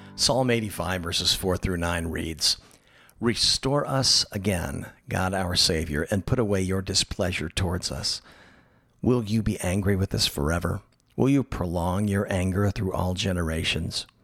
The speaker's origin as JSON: {"language": "English", "town": "Tallahassee", "region": "Florida", "country": "United States", "tie": "born or raised there", "moved": "yes", "lives_now": "Los Angeles, United States", "said": "my hometown of Tallahassee, Florida"}